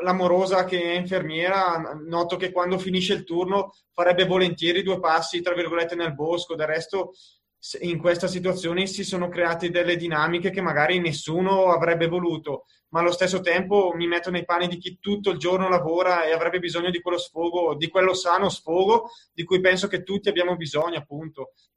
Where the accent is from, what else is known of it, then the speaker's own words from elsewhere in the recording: Bergamo area, Lombardy, Italy; now in Gressoney, Italy; da bergamasco posso confermare che appunto al mio paese